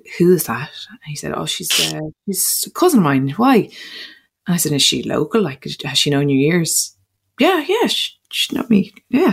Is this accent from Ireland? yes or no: yes; Dublin, Leinster, Ireland; also born or lived in Clare; I was from Dublin, grew up in Dublin